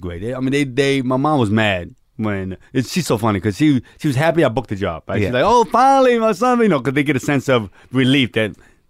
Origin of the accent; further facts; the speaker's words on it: New York, United States; I'm an actor. I grew up in New York.